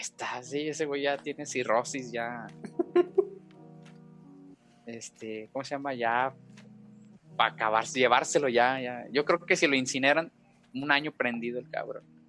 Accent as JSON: {"language": "Spanish", "region": "Guanajuato", "country": "Mexico", "said": "soy de Guana Washington"}